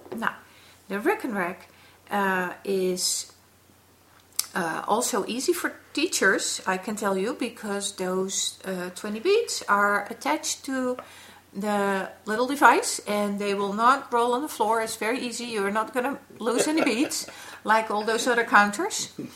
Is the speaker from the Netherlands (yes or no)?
yes; Netherlands; we are from the Netherlands